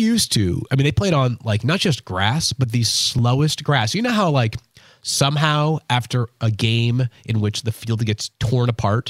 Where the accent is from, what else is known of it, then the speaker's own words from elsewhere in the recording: Massachusetts, United States; I grew up in Massachusetts